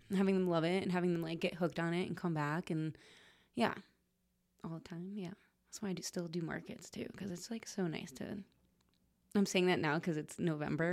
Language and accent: English; Trumbull, Connecticut, United States; moved away as an adult; also born or lived in Vermont; Trumbull. It's the name of the town I grew up in, actually.